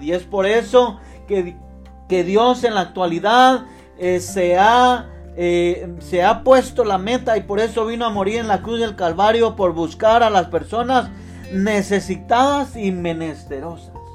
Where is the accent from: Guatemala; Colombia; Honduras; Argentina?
Guatemala; yo soy de Guatemala